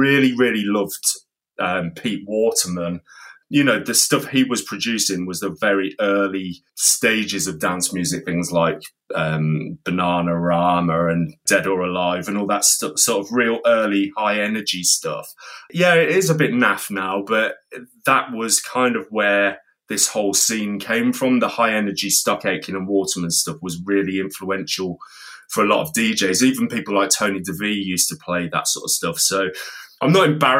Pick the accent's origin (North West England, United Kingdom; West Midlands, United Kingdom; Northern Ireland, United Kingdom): West Midlands, United Kingdom; Coventry; in Coventry because that's City of Culture this year and also my hometown